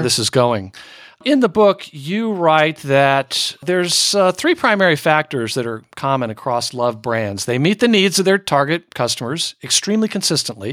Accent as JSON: {"language": "English", "region": "Northern Virginia", "country": "United States", "tie": "born or raised there", "also_born_or_lived": "Manhattan", "moved": "yes", "said": "as a kid growing up in Northern Virginia"}